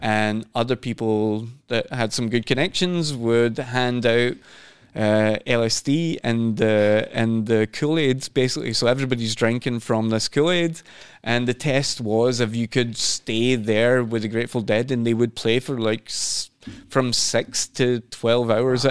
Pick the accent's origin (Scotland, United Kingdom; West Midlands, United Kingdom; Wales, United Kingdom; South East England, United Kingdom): Scotland, United Kingdom; also born or lived in London / Sweden / Norway; now in Oslo, Norway; I'm from Scotland as well